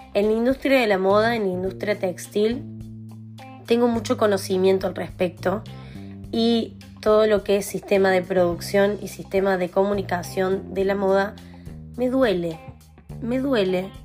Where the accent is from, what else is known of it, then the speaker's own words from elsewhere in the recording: Argentina; moved away; En este momento soy nómade, pero soy de Argentina. Me considero argentina al 100%